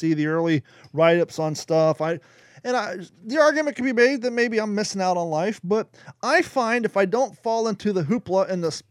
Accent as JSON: {"language": "English", "region": "Ohio", "country": "United States", "tie": "born or raised there", "said": "growing up in Ohio"}